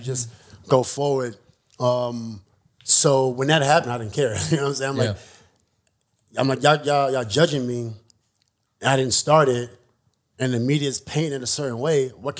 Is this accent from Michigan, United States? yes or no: no; New York, United States; I'm from New York